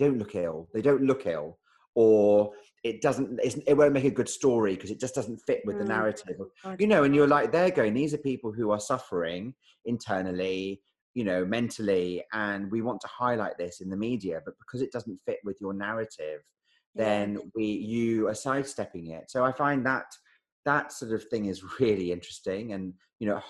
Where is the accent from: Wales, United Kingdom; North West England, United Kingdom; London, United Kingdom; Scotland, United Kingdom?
Scotland, United Kingdom; Edinburgh; moved away; I'm from Edinburgh.